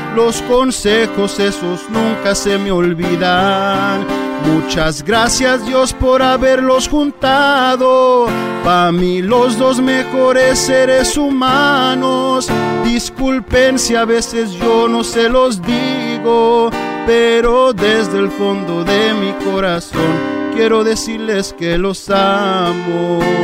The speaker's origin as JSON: {"language": "Spanish", "area": "Orange County", "region": "California", "country": "United States", "tie": "born or raised there", "said": "yo soy nacido aquí en Orange County, pero mi papá es de Tepa y mamá es de Talpa de en Jalisco."}